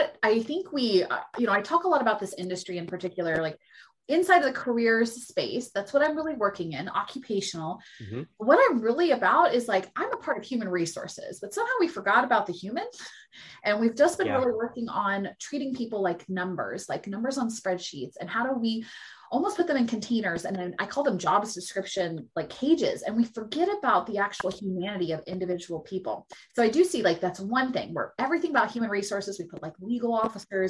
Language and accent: English; Seattle, Washington, United States; I'm from Seattle, I mean, I am one of the most liberal and embracing cities